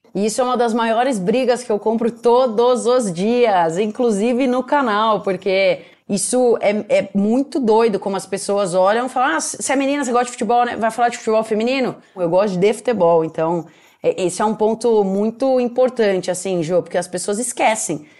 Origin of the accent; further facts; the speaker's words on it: Piracicaba, São Paulo, Brazil; Meu pai ele era goleiro num clube lá da minha cidade, eu sou de Piracicaba, que é interior de São Paulo